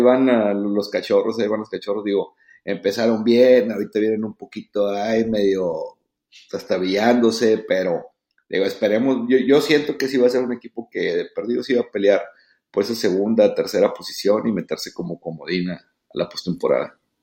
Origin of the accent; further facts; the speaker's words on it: Mexico; uno como mexicano